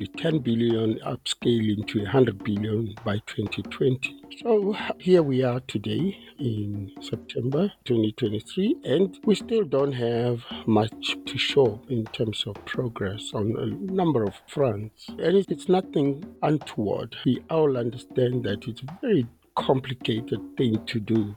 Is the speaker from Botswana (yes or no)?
yes; Botswana; I'm from Botswana